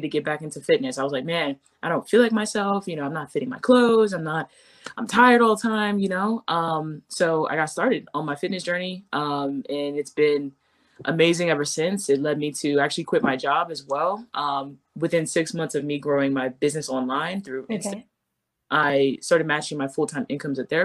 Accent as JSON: {"language": "English", "area": "Long Island", "region": "New York", "country": "United States", "tie": "born or raised there", "moved": "as an adult", "lives_now": "Maryland, United States", "said": "I grew up in New York, Long Island, New York. And I actually live in Maryland now"}